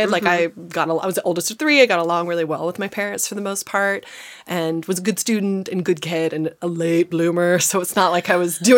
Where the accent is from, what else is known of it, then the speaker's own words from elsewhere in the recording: Vancouver, Washington, United States; also born or lived in Wisconsin; so lived outside of Portland, Oregon, in the lovely suburb of Vancouver, Washington. Yes. Uh, which is now a booming town in itself.